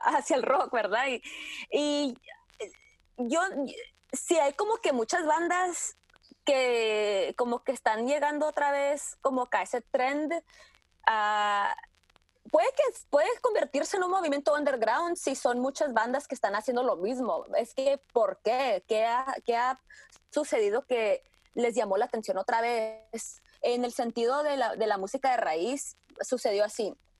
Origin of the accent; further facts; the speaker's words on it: Tijuana, Baja California, Mexico; moved away as an adult; also born or lived in San Diego, California, United States; now in New York, United States; Yo nací en San Diego, me crié mis primeros años en Tijuana y yo escuché mucha música pues de la frontera